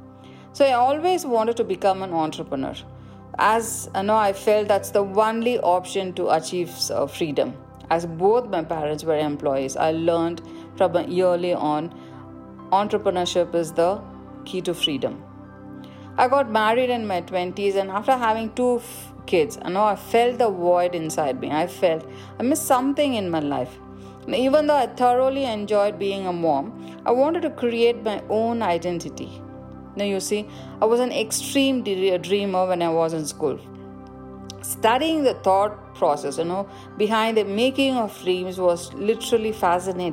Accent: India; I grew up in India

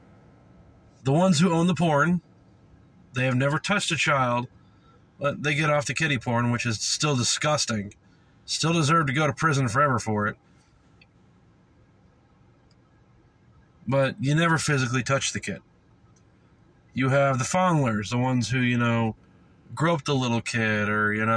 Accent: the South, United States; moved away; I came from the South

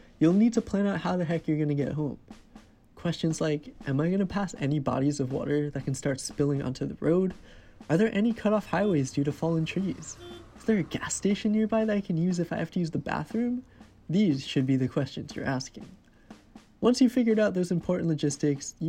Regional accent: Cranbury, New Jersey, United States; moved away as an adult; also born or lived in New York; my hometown of Cranberry, New Jersey

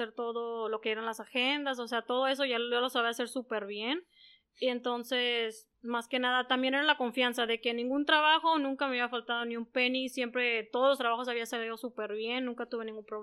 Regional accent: Yuma, Arizona, United States; moved away as an adult; now in San Luis Río Colorado, Mexico; pues nací aquí en San Luis de Colorado, viví aquí hasta los cinco años. Después de los cinco años eh, empecé a estudiar en Estados Unidos, en Yuma, de hecho. Y ahí fui al kinder, desde el kinder hasta la high school

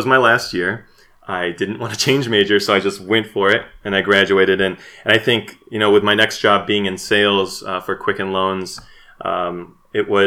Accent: Southeast Michigan, United States; moved away as an adult; also born or lived in South Korea; I grew up in Southeast Michigan

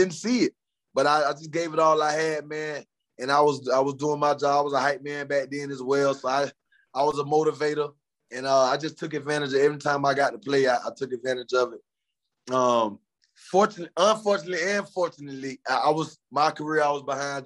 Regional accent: Florida, United States; Me and John Beeson from the same neighborhood. We're from Florida

